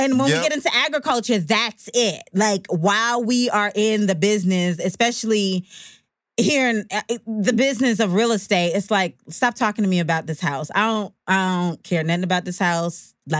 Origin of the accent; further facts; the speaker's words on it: Jamaica; born there; Well, I was born in Jamaica to my mother and father, fell in love, whatever.